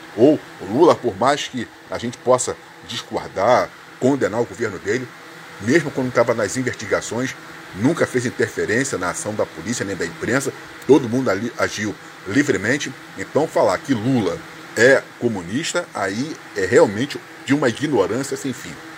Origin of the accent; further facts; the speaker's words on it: Brazil; Nós somos brasileiros